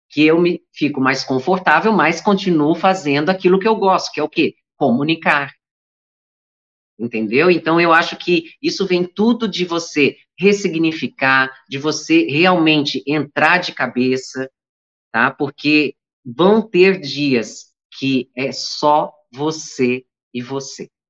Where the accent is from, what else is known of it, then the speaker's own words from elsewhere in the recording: Santa Catarina, Brazil; moved away; Eu vim de Santa Catarina com sotaque carregado. Eu, quando eu volto para lá, eu demoro uns dois dias para voltar a falar sem sotaque.